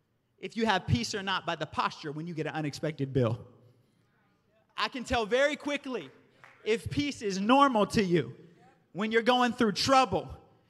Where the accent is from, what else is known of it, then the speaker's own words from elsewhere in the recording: the South, United States; I grew up in the South